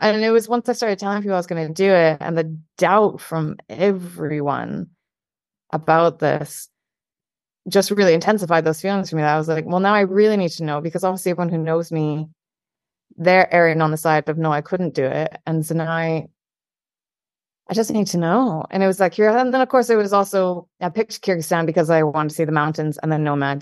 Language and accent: English; Scotland, United Kingdom; I'm Scottish